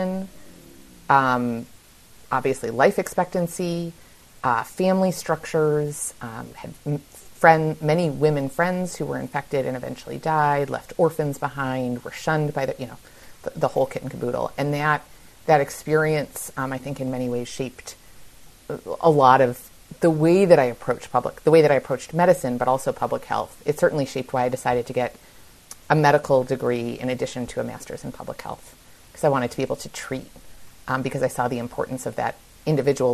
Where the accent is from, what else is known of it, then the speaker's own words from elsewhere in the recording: Buffalo, New York, United States; in my hometown of Buffalo, New York